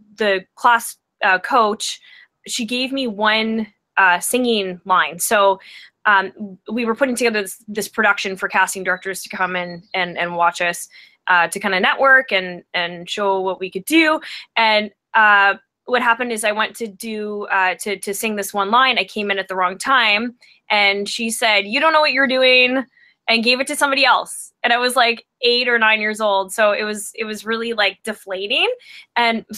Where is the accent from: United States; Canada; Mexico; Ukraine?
Canada; Vancouver, British Columbia; I'm from Vancouver, British Columbia, and I am a singer-songwriter.